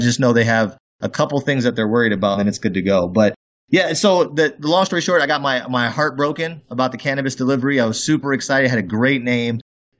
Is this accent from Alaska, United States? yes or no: yes; Fairbanks, Alaska, United States; I'm actually from Fairbanks. I wasn't born there, but I came up there when I was about 12 years old. I graduated out of high school there.